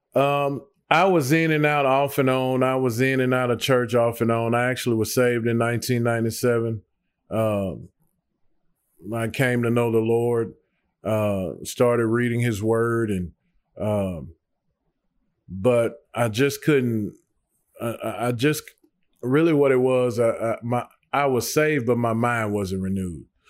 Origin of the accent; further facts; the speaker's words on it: Nashville, Tennessee, United States; also born or lived in Antioch, Nashville; I was born and raised in Nashville. I grew up, for the most part, uh, in the Melrose area.